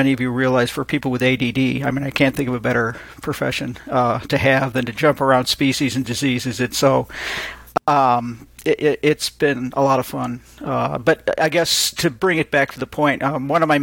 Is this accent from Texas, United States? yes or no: no; Chicago suburbs, Illinois, United States; I started out growing up in the Chicago suburbs